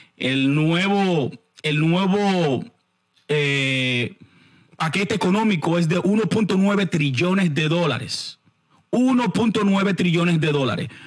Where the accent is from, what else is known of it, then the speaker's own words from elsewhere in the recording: Santo Domingo, Distrito Nacional, Dominican Republic; Nosotros somos, eh, nosotros somos de barrios eh, pobres de la capital en la República Dominicana. Chanel Khan es de Villa Francisca, por supuesto, yo soy de San Carlos